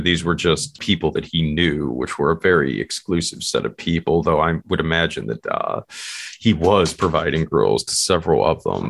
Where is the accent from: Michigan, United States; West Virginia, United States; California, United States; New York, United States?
West Virginia, United States; my home state here in West Virginia